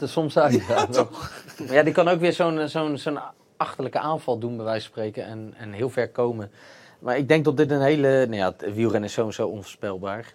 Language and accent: Dutch; Netherlands